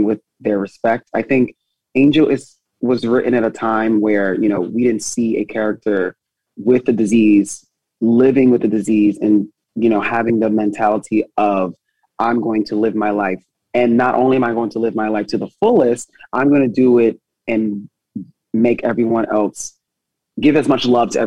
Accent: New Jersey, United States; moved away as an adult; now in New York, United States; I'm originally from Jersey, and then I moved to New York.

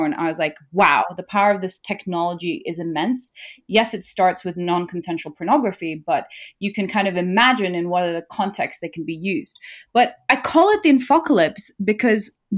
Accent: Nepal; I'm from Nepal, a country where there's still a high rate of illiteracy

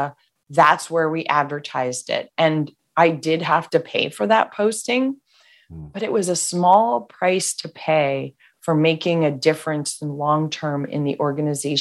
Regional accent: Washington, District of Columbia, United States; I was raised in the Washington, D.C. area.

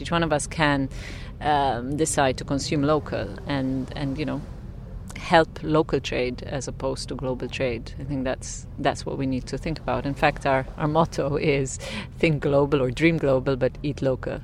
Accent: Malta; moved away as an adult; now in Ibiza, Spain; I'm from the island of Malta

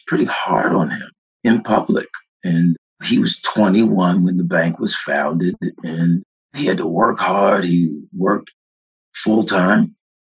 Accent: Washington, District of Columbia, United States; Born and raised Washington, D.C.

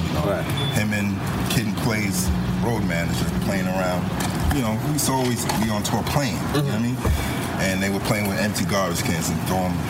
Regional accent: New York City, New York, United States; I'm originally from the Bronx.

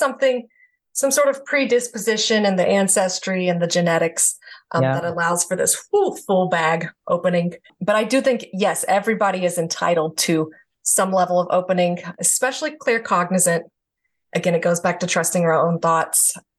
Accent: the South, United States; again, I'm from the South. So very taboo there, it's demons, you know.

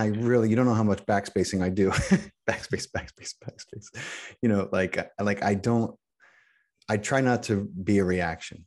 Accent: Allentown, Pennsylvania, United States; I grew up in Pennsylvania, about an hour

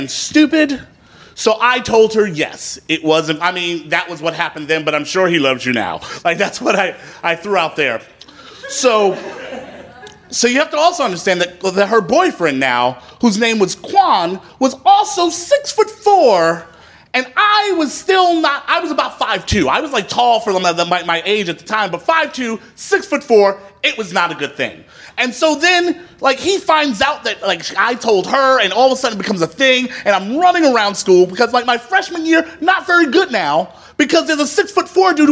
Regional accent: New York City, New York, United States; I'm from Brooklyn

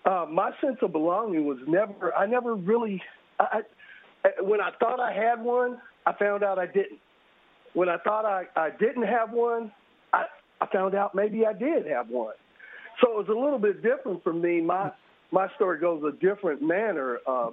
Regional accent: Indianapolis, Indiana, United States; I've lived in two different worlds here in Indianapolis. I'm a Catholic school boy, so my Catholic school as a child was all black with one white. My Catholic school as a teenager was all white with one black, me.

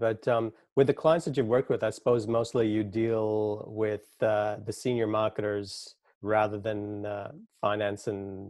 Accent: Montreal, Quebec, Canada; I was brought up in the French section of Montreal. It's mostly French, but there are like English suburbs. So yeah, went from just speaking English to speaking French and then reading, writing French.

